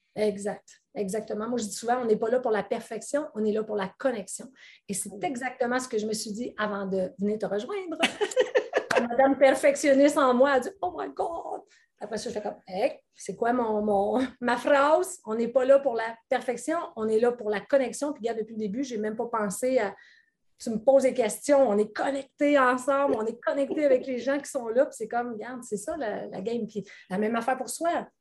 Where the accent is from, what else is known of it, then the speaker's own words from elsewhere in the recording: Quebec, Canada; accent: Québécois; mon accent québécois